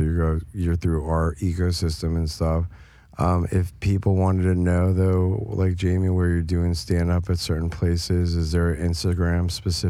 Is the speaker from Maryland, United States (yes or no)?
no; New York, United States; moved away; also born or lived in West Coast; I grew up in New York, so I was on the East Coast for a good portion of my life, and then was on the West Coast, for a good portion of my life.